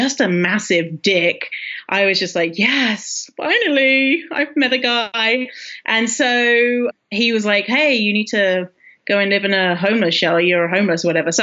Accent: United Kingdom; I'm British, as you can probably tell, although some people might be like, oh, you're Australian. But no, how dare you? I'm British.

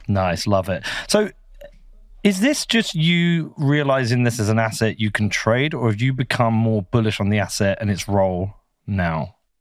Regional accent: Bedford, East of England, United Kingdom; my little hometown of Bedford

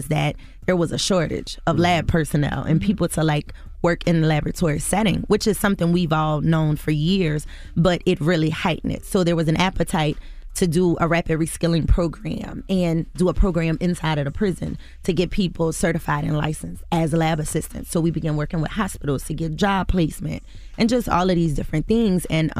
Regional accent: the South, United States; we're from the South.

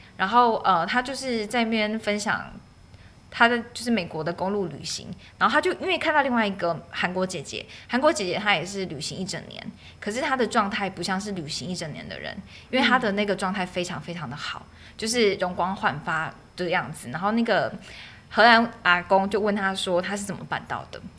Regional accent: Taiwan; 记忆我的家乡或是记忆台湾

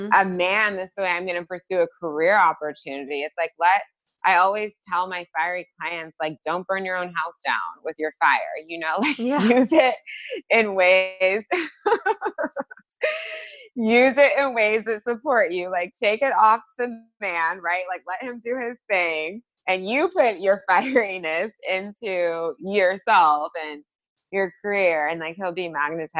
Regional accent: California, United States; I'm from California

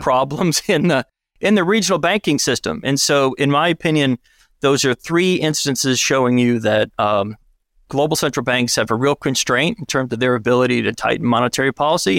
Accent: Alabama, United States; grew up, I grew up in Alabama

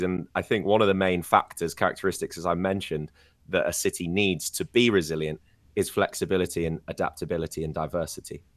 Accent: Scarborough, Yorkshire and the Humber, United Kingdom; moved away; also born or lived in York; the city of York, which is basically my hometown, or at least it's the biggest city closest to my home of Scarborough

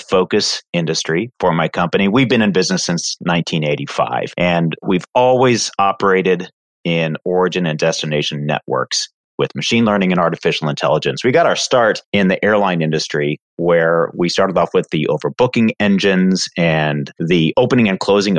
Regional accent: Indiana, United States; moved away as an adult; now in Houston, United States; a Midwesterner by roots, grew up in Indiana, little farm town, Indiana

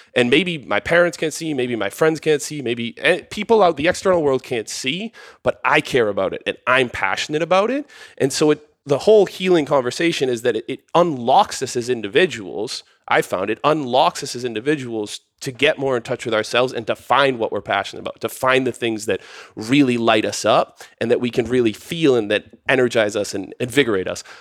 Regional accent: outside of Boston, Massachusetts, United States; moved away as an adult; now in Austin, United States; I come from Boston, Massachusetts, a little outside of Boston, Mass

